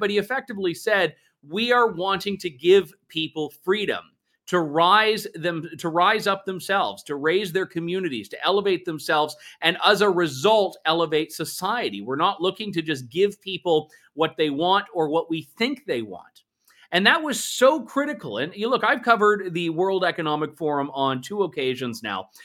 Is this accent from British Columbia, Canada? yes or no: no; London, Ontario, Canada; I am normally coming to you from London. Uh, today, I'm also coming to you from London, albeit uh, very much a different London, a bit more of a vibrant one. No offense to my hometown